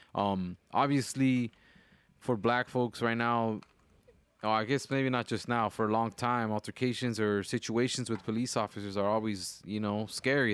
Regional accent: Wilmington, California, United States; now in Decatur, Georgia, United States; growing up in Wilmington, we hear gunshots at night

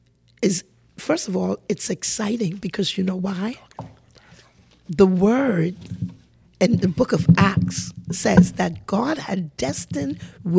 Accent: Bahamas; because I was born in the Bahamas, they call us Bahamians.

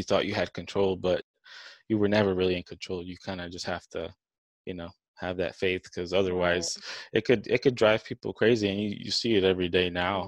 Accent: New Orleans, Louisiana, United States; now in Dallas, United States; I'm from New Orleans

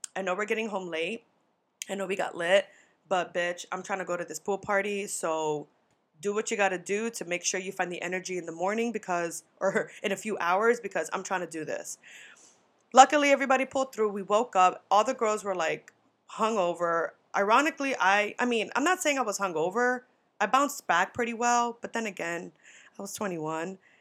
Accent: New York, United States; I'm from New York

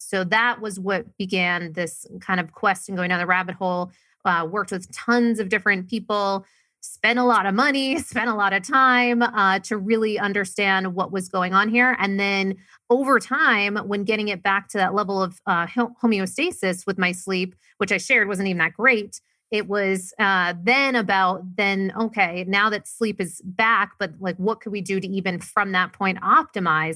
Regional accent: Maine, United States; moved away; I was originally from Maine, very, very small town. Grew up, not a lot of money

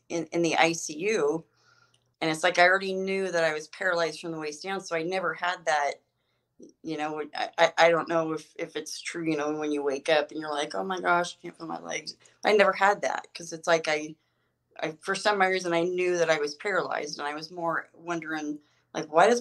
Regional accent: Twin Falls, Idaho, United States; moved away as an adult; now in Denver, United States; I'm from Twin Falls, Idaho. Well, more in the rural county or in Buell, Idaho. It's a little town off of Twin Falls, but they're in southern Idaho

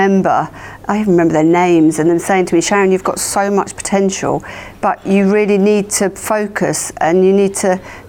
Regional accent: Hemel Hempstead, East of England, United Kingdom; also born or lived in Manchester; home is in Hertfordshire. I was born in Manchester and my parents moved when I was young to Hertfordshire. So that was where I was living

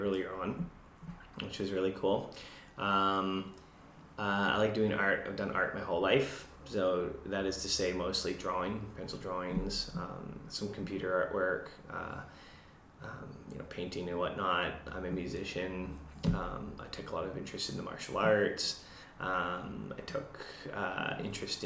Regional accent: Windsor, Ontario, Canada; now in British Columbia, Canada; I'm from Ontario, Windsor.

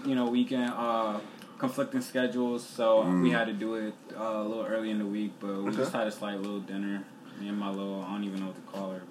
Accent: Sierra Leone; So, I'm from Sierra Leone.

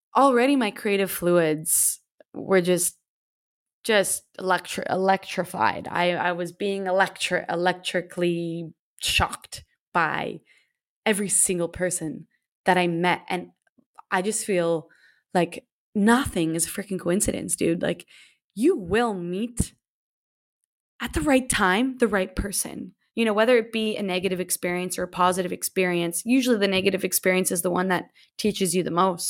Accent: Canada; moved away as an adult; I just stayed in one city for seven years after leaving my hometown, of course, in Canada

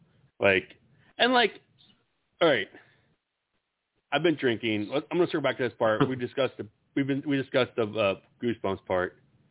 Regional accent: Iowa, United States; we're all from Iowa

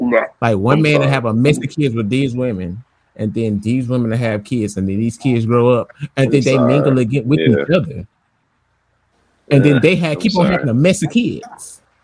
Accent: Alabama, United States; Oh, I'm from Alabama, bro.

